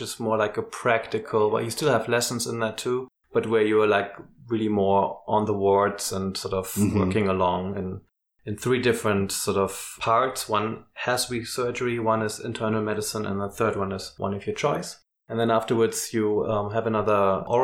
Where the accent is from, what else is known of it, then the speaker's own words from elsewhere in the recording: Hamburg, Germany; also born or lived in Bordeaux, France; I'm from Hamburg